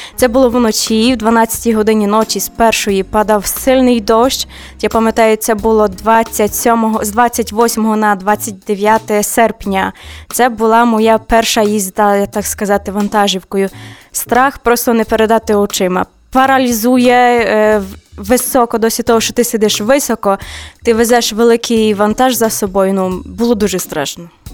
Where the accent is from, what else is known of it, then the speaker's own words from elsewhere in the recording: Ukraine; moved away as an adult; я з України